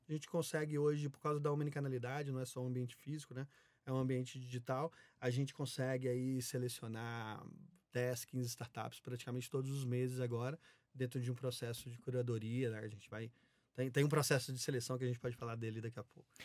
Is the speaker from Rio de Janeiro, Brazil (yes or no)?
no; Minas Gerais, Brazil; moved away; also born or lived in Belo Horizonte / São Paulo; Sou mineiro, né? Então, ah, comecei em BH